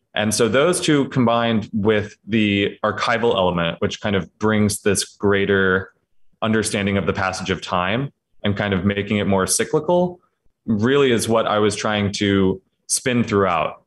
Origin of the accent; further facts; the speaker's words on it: Patapsco River Valley, Maryland, United States; moved away as an adult; now in Richmond, United States; I'm from the Patapsco River Valley of Maryland